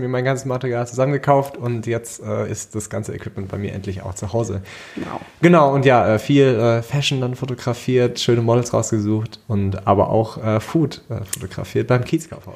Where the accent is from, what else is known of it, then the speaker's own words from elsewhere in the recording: Wiesbaden, Hesse, Germany; ich komme aus Wiesbaden, äh, Freelancer im Bereich UI, UX und Brand